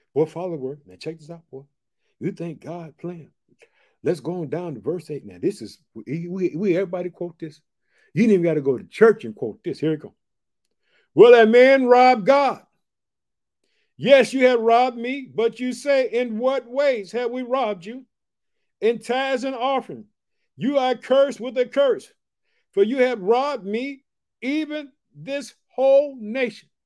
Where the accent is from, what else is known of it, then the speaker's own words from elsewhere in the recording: Illinois, United States; also born or lived in Chicago; the state of Illinois. It's my home state. I reside in the city of Chicago in the state of Illinois.